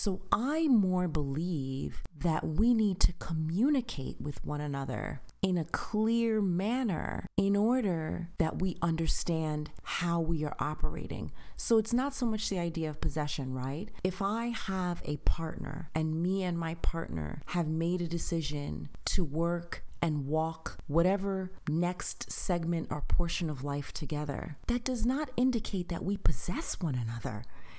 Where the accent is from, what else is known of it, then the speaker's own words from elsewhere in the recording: Long Island, New York, United States; also born or lived in Queens / New Jersey; I've lived in Queens. I have lived in New Jersey. I am from Long Island. Like, listen, I have moved around.